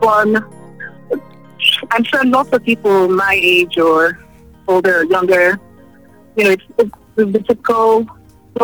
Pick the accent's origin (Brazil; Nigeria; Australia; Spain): Nigeria; I'm from Nigeria.